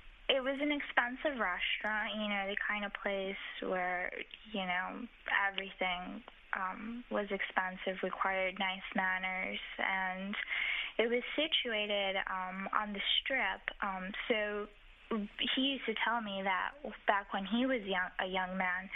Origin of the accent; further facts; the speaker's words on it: El Paso, Texas, United States; also born or lived in Chihuahua, Mexico; No, I was actually born in Chihuahua, but I grew up in El Paso.